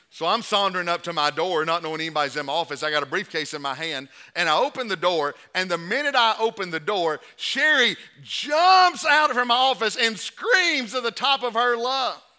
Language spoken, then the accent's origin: English; the South, United States; we're brought up in the South